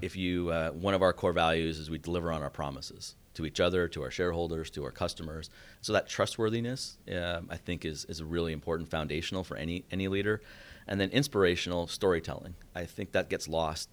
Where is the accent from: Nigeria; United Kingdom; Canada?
Canada; moved away as an adult; also born or lived in Boston; now in Atlanta, United States; I grew up in Canada.